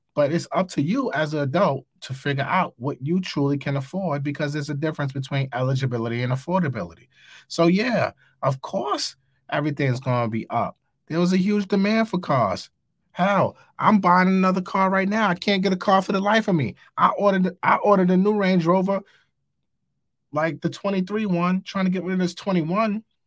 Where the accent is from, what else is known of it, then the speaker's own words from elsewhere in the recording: New York City, New York, United States; I'm from New York. I live in New York